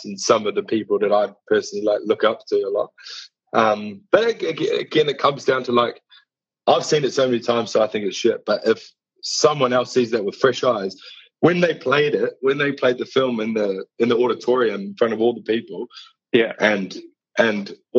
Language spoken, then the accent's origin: English; New Zealand; moved away as an adult; now in London, United Kingdom; I moved over from New Zealand to London in 10 years ago, in 2011, 9 years ago.